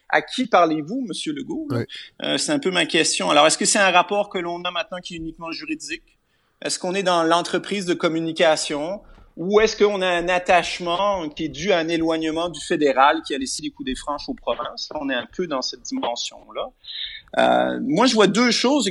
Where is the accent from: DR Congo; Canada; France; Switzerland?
Canada; Quebec; en tant que Québécois